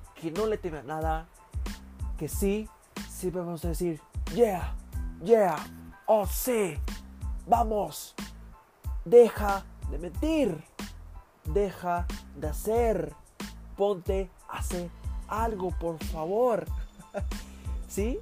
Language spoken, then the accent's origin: Spanish; Mexico; Yo soy mexicano